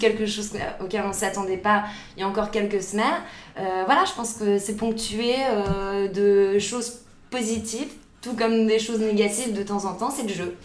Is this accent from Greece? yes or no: no; the North, Hauts-de-France, France; moved away as an adult; now in Paris, France; on vient du Nord, c'est ça. On a, on a quitté le Nord euh, pour des raisons personnelles il y a un peu plus de deux ans.